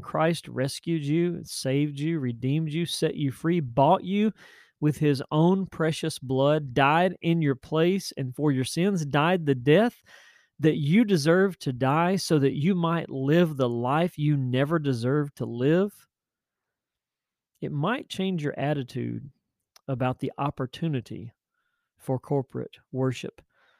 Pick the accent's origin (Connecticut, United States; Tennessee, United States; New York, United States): Tennessee, United States; now in Virginia, United States; I hail from Tennessee. I'm a West Tennessee boy. And God brought us to Virginia back in 2005, and we're very thankful to be here. We also love our Tennessee roots.